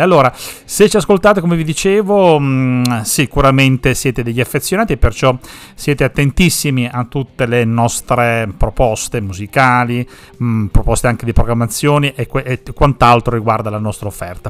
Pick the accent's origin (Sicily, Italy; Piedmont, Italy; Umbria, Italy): Sicily, Italy; now in Parma, Italy; per noi che siamo siciliani